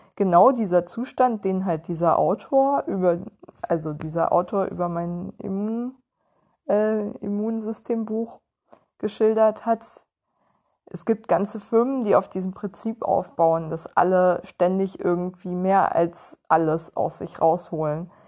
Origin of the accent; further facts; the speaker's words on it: Western Pomerania, Mecklenburg-Vorpommern, Germany; moved away; ich auch aus der hinterletzten Provinz komme